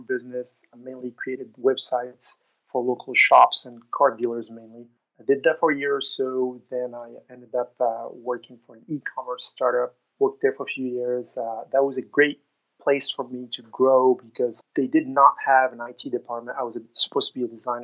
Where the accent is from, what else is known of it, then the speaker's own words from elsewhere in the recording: Morocco; moved away as an adult; also born or lived in Oklahoma, United States; now in Austin, United States; I was born and raised in Morocco.